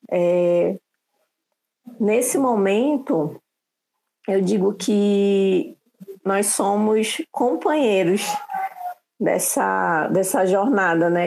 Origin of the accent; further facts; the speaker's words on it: Manaus, Amazonas, Brazil; eu sou de Manaus